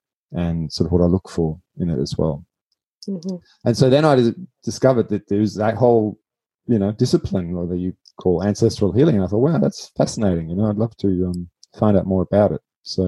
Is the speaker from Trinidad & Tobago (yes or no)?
no; Germany; now in Australia; I'm originally from Germany. That's where I grew up.